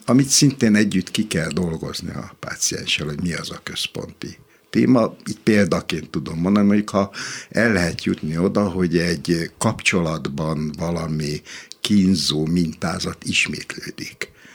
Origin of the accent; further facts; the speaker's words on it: Hungary; magyar vagyok